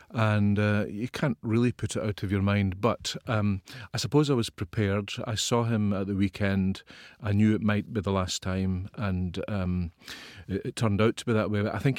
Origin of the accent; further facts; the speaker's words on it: Ayrshire, Scotland, United Kingdom; I'm from the west of Scotland.